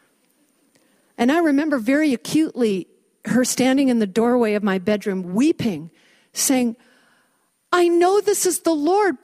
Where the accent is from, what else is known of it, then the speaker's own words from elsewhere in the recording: Vancouver, British Columbia, Canada; I grew up in Vancouver, and I went to a girls' private school